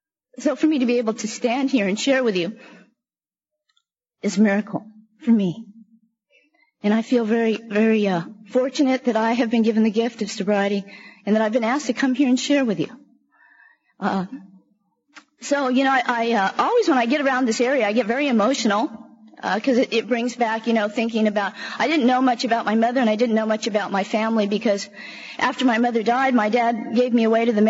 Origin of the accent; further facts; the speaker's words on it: San Francisco, California, United States; also born or lived in San Jose / Alameda / Oakland; I grew up in San Francisco, Alameda, and Oakland most of the time in low-income housing. The majority of the time we lived out in the Fillmore District in San Francisco.